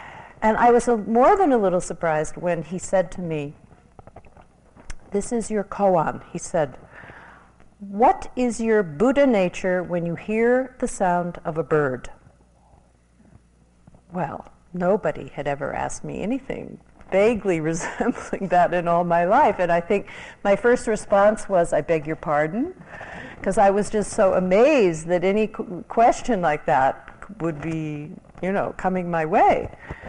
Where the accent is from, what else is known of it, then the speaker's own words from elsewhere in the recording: New York City, New York, United States; now in Los Angeles, United States; I was a transplant from New York City to Los Angeles, and I had a background in psychology